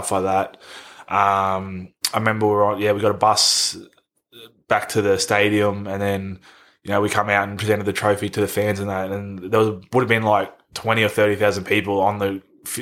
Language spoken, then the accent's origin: English; Queensland, Australia; growing up in Queensland